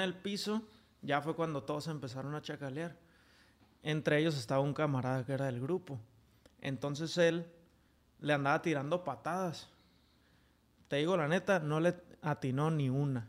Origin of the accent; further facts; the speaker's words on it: Tijuana, Baja California, Mexico; Yo de aquí de Tijuana